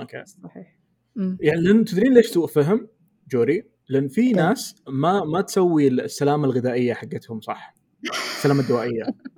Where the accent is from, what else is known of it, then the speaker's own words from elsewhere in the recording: Eastern Province, Saudi Arabia; انا من الشرقيه